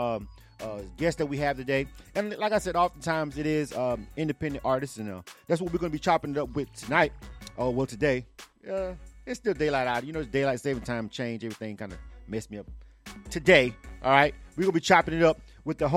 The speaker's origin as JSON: {"language": "English", "region": "the South", "country": "United States", "tie": "born or raised there", "lives_now": "Atlanta, United States", "said": "I'm from the South. Right. So, you know, yeah, I'm born and raised in the South"}